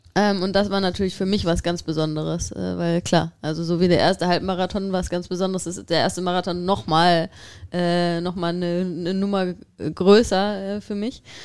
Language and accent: German; Düsseldorf area, North Rhine-Westphalia, Germany; ich komme ja jetzt nicht aus Düsseldorf, aber aus der Ecke und ähm, emotional ist Düsseldorf meine Heimat